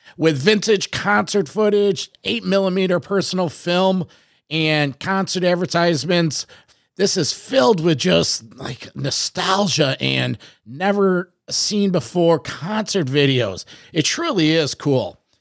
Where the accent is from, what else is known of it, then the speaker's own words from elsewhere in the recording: Rochester, New York, United States; I'm Rochester, New York